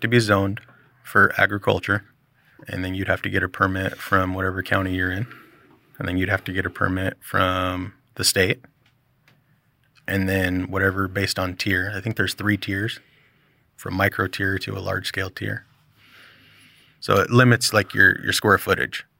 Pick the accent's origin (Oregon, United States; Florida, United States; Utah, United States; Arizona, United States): Oregon, United States; Milwaukie; also born or lived in The Dalles, Oregon; I grew up in Milwaukee, down here, this area, and moved there